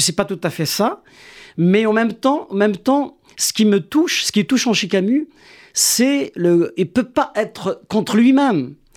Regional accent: Kabylie, Algeria; first language Kabyle; French is a second language; also born or lived in France; now in Quebec, Canada; ma langue maternelle kabyle, la langue officielle en Algérie, c'est l'arabe. Et, et tiraillé également euh, entre ma terre natale et les, mes exils

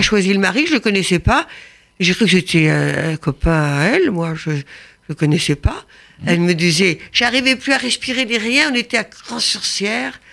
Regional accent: France; on a un héritage en tant que Français

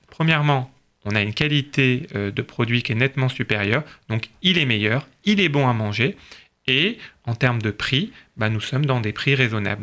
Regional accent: France; nous sommes français

